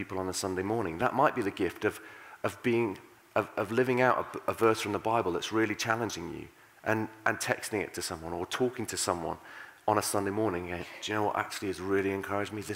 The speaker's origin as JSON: {"language": "English", "country": "United Kingdom", "said": "We're British"}